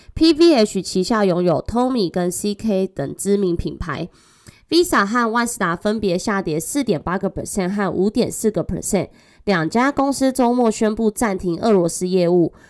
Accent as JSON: {"language": "Chinese", "country": "Taiwan", "accent": "Taiwanese Mandarin", "said": "我是台湾国语界最正的俏妞"}